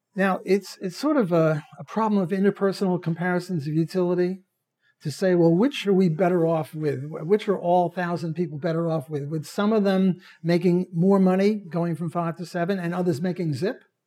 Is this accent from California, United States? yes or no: no; New York City, New York, United States; moved away; When I was a kid, I'm Jewish from Brooklyn